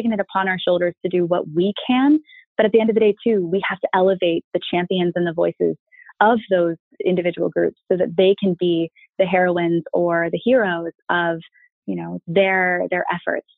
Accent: Annapolis, Maryland, United States; moved away as an adult; now in San Francisco, United States; I'm from Annapolis

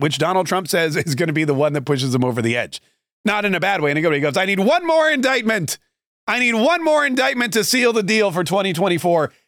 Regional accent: Florida, United States; we're both from Florida

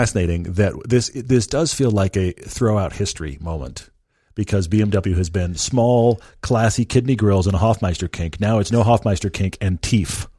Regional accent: Texas, United States; I grew up in Texas. I am a Texan.

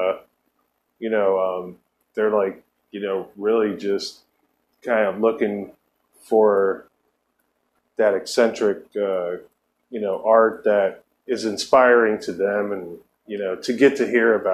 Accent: Ohio, United States; I lived in Ohio. I'm from Ohio

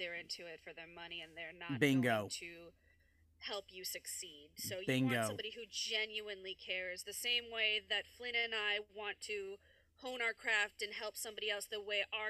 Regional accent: New York, United States; I'm from New York

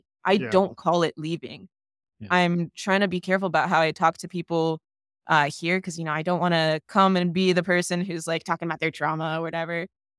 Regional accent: Florida, United States; I'm from Broward County, and there is also a situation where they had some school board meetings and school board members replaced.

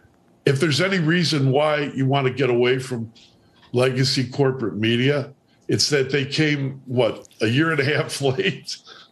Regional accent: Chicago, Illinois, United States; I'm from Chicago.

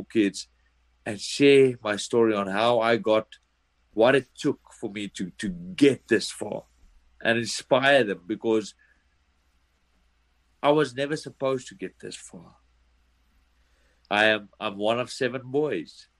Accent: South Africa; moved away as an adult; now in United States; I come from South Africa

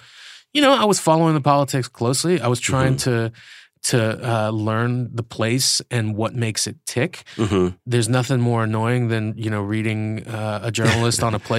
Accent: United States; also born or lived in Iran; I'm an American.

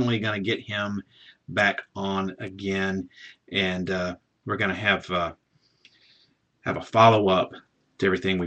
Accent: Southern, United States; accent: Southern; I may not be able to pronounce a lot of things correctly because of my, I guess, my Southern accent

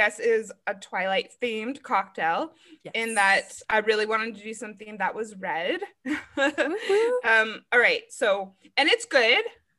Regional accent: Arizona, United States; I'm from Arizona.

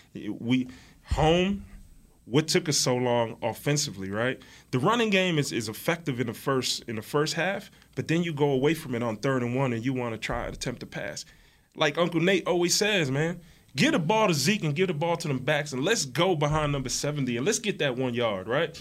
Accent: New Jersey, United States; We're from Jersey

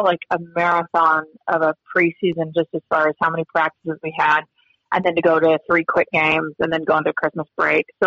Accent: Idaho, United States; now in Montana, United States; growing up in Idaho and then living in Montana.

